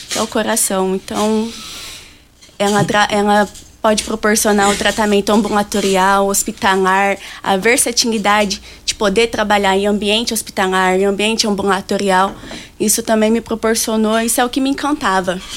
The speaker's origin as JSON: {"language": "Portuguese", "town": "Rio Verde", "region": "Goiás", "country": "Brazil", "tie": "born or raised there", "moved": "as an adult", "said": "sou filha de Rio Verde, né? Passei uma temporada fora para concluir meus estudos, mas a ideia sempre foi voltar para minha cidade natal"}